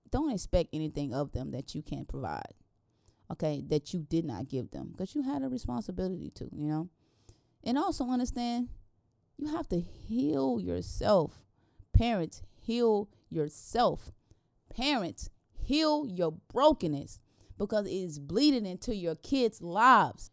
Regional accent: the South, United States; growing up in the South, you grew up in a slave state

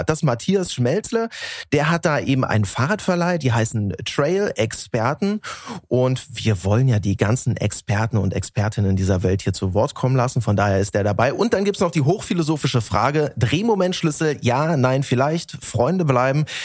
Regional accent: Berlin, Germany; ist das nur unsere Außensicht als Berliner

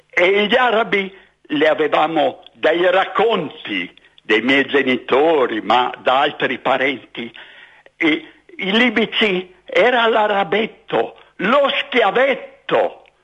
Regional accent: Libya; born there; io sono nato in Libia da genitori friulani doc

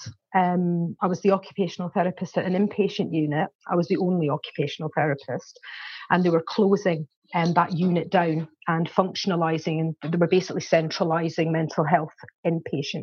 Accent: Scotland, United Kingdom; now in Warwickshire, United Kingdom; I'm originally from Scotland. That's why I've got a strange accent. But I've lived here for 27 years

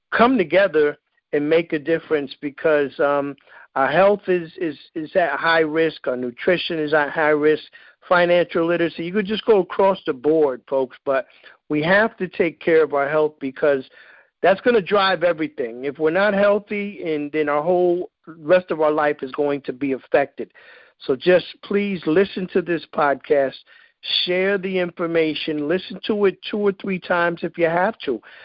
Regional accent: New York, United States; I'm from New York

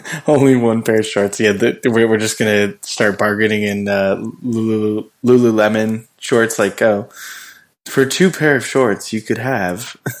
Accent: Indian Wells, California, United States; where I grew up in Indian Wells

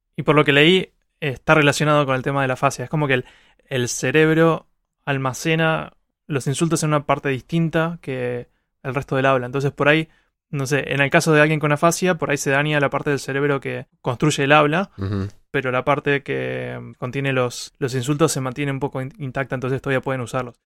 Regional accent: Argentina; yo uso malas palabras como todo argentino

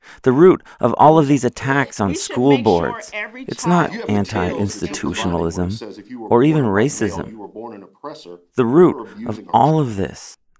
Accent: United States; now in France; As an American

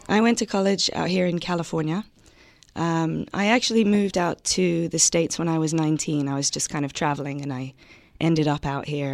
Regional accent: London, United Kingdom; moved away as an adult; I grew up in South London. Um, I lived there until I was 19 years old.

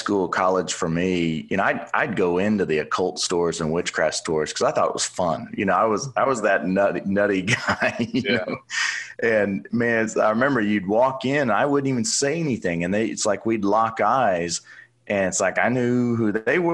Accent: Oklahoma City, Oklahoma, United States; So I grew up in Oklahoma City, went to the University of Oklahoma.

